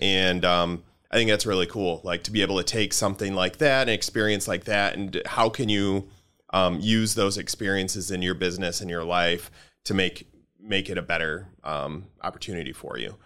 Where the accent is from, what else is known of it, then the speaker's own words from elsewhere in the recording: Grand Rapids, Michigan, United States; I grew up in Grand Rapids in um, in the '80s